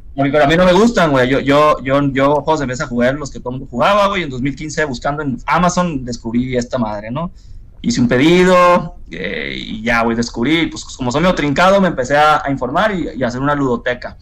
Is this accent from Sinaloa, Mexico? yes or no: yes; Culiacán, Sinaloa, Mexico; yo soy de Culiacán